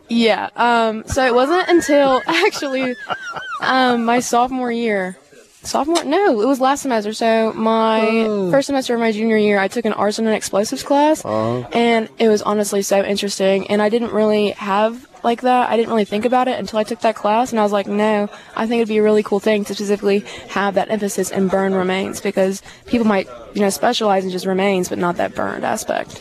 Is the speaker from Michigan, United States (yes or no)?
no; St. Louis, Missouri, United States; moved away as an adult; now in Hattiesburg, United States; I'm from St. Louis, Missouri